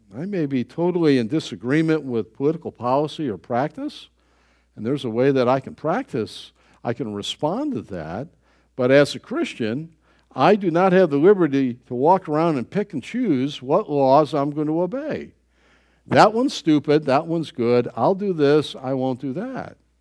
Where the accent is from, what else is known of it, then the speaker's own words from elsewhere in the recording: United States; I was born in the United States